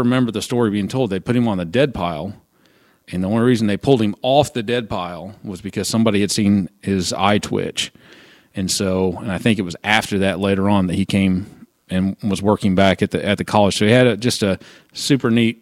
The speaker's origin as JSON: {"language": "English", "region": "Southern Illinois", "country": "United States", "said": "I was from Southern Illinois"}